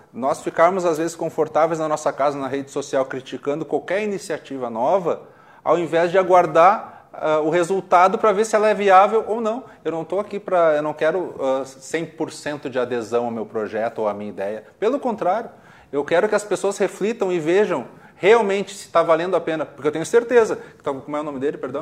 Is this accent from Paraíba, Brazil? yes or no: no; Porto Alegre, Rio Grande do Sul, Brazil; Eu nasci na Nova Gleba, que é divisa com Alvorada